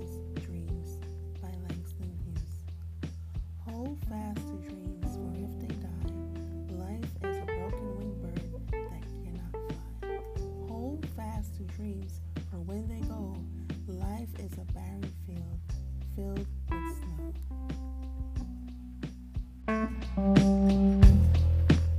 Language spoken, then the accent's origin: English; Jamaica; I am from Jamaica